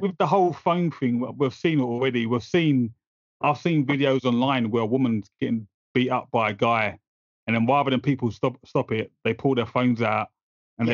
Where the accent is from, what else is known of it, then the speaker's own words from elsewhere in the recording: London, United Kingdom; now in Essex, United Kingdom; So I grew up in East London, but then I moved out to Essex